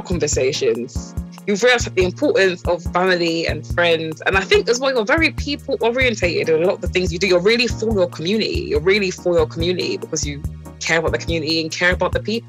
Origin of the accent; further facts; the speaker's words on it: Croydon, London, United Kingdom; I don't call myself British. Yeah. I call myself Caribbean Croydoner.